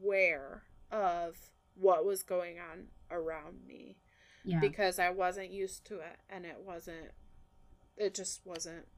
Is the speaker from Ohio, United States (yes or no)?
yes; Ohio, United States; moved away as an adult; now in Tennessee, United States; I moved from Ohio to Tennessee, to get married